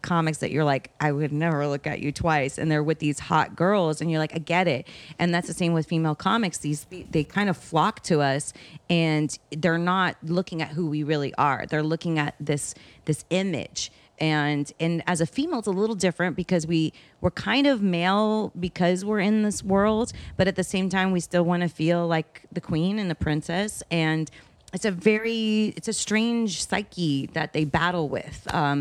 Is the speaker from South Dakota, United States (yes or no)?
no; Miami, Florida, United States; I'm from Miami.